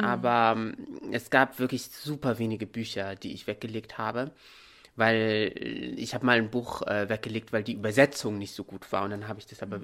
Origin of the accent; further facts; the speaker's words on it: Morocco; moved away as an adult; now in Germany; Ich bin hier in Deutschland geboren, teilweise aufgewachsen, ab, ab dem siebten Lebensjahr dann in Marokko